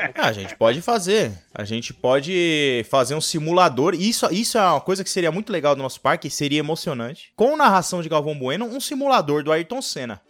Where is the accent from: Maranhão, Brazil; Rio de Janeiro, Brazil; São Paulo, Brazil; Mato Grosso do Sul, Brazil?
São Paulo, Brazil; eu sou de São Paulo